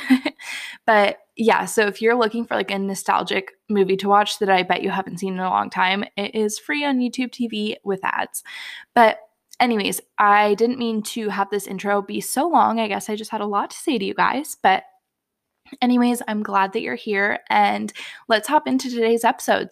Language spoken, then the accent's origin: English; Bay Area, California, United States; born or raised there; moved away as an adult; now in Montana, United States